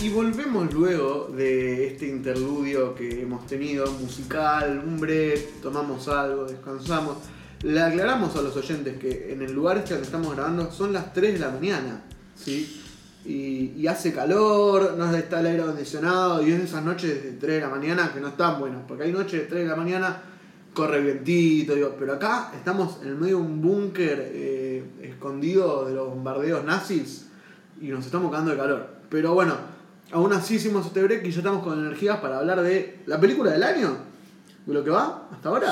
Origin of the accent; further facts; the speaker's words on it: Argentina; acá en Argentina